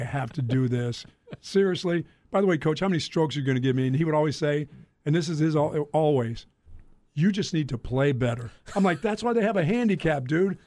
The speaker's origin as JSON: {"language": "English", "town": "Greensboro", "region": "North Carolina", "country": "United States", "tie": "born or raised there", "also_born_or_lived": "Philadelphia", "said": "I grew up in Greensboro, North Carolina when, when, as a young boy"}